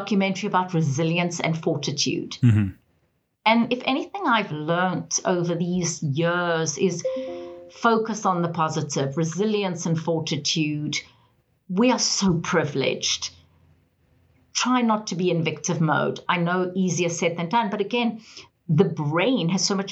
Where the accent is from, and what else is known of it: South Africa; moved away as an adult; now in Atlanta, United States